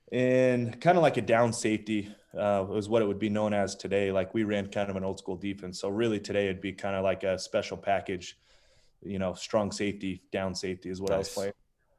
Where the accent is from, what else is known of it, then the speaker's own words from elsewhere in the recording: Las Vegas, Nevada, United States; So Vegas, if you stay on the local side, so like the really interesting thing about Vegas is you obviously have the strip.